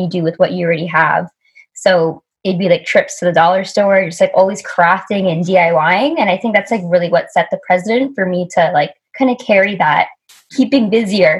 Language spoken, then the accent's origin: English; Vancouver, British Columbia, Canada; I grew up in Vancouver.